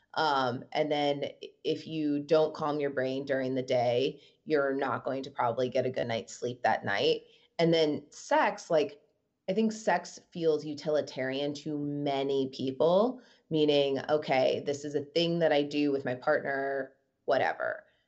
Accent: Midwest, United States; moved away; also born or lived in New York; a Midwestern girl who's lived in New York

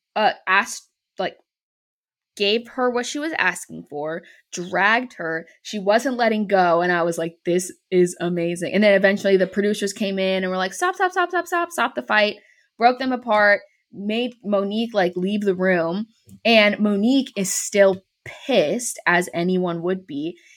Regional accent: Bay Area, California, United States; moved away as an adult; also born or lived in North Carolina; where I grew up in the Bay Area, the, like, Oakland Port is really big, but I live on the other, I lived on the other side of the bay

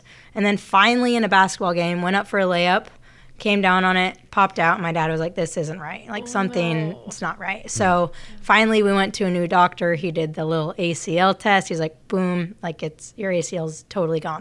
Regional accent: Utah, United States; moved away as an adult; also born or lived in Virginia; now in Sacramento, United States; I'm from Utah.

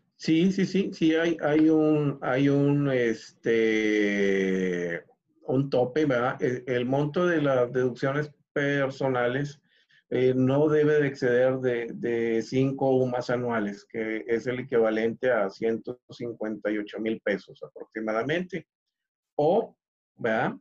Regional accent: Mexico; como buen mexicano

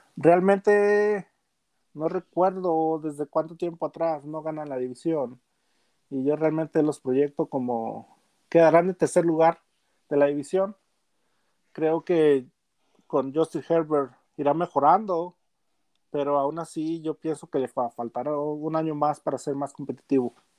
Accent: Gómez Palacio, Durango, Mexico; now in Denver, United States; soy de de Gómez Palacio Durango, la comarca lagunera.

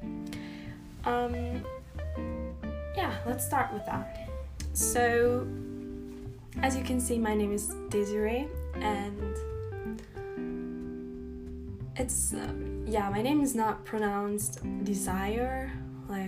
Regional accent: Austria; first language German; English is a second language; I'm from Austria, and no, I'm not from Australia

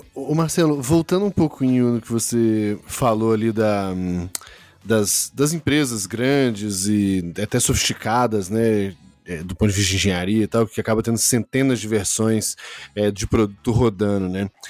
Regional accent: Brazil

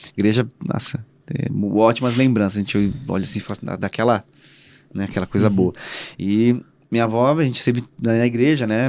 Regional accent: São Paulo, Brazil; eu nasci e cresci, cara, assim, acho que num, a maior, acho que a maior comunidade, uma das maiores comunidades do Brasil, é, que é o Heliópolis, que fica em São Paulo

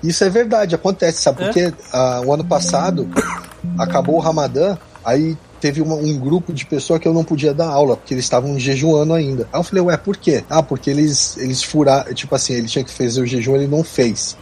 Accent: São Paulo, Brazil; moved away; also born or lived in Rio de Janeiro; eu sou de São Paulo, me mudei pro Rio, mas minha família é de Minas

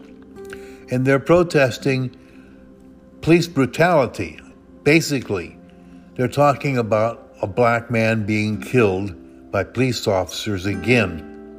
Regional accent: the Northwest, Pacific Northwest, United States; I come from the Northwest

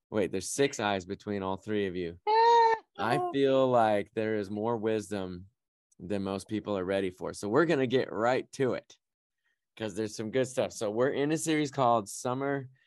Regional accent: California, United States; she knows what to do about smoke in the air because she's just, we came from California. It burns up all the time.

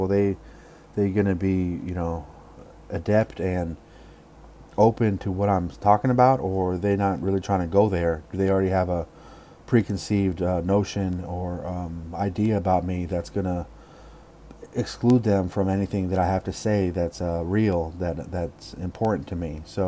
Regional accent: Oakland, California, United States; born or raised there

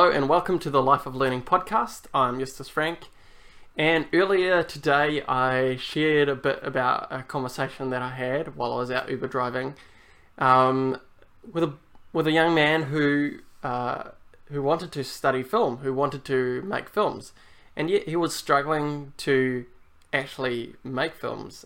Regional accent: New Zealand; also born or lived in Germany; I guess New Zealand is my home country more so than Europe or Germany, um, even though that's where I was born

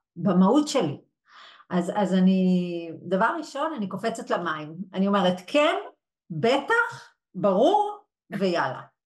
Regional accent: Yehud, Central District, Israel; also born or lived in Brussels; נולדתי וגדלתי ביהוד

